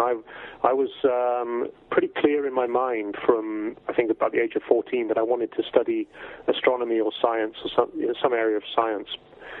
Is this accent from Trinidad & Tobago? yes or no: no; South West England, United Kingdom; also born or lived in Wales; I was born in Wales originally. In 1966, my family, I have sort of strong Welsh roots, but my family moved down to Cornwall in England when I was fairly small. So I spent my formative years in that part of the world.